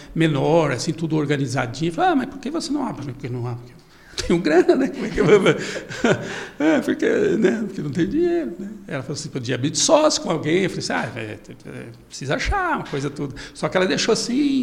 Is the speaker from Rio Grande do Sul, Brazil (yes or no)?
no; Bela Vista do Paraíso, Paraná, Brazil; also born or lived in Londrina, Brazil; now in Cascavel, Brazil; Eu nasci ali perto de Londrina, em Bela Vista do Paraíso, mas eu, eu comecei minha carreira em Londrina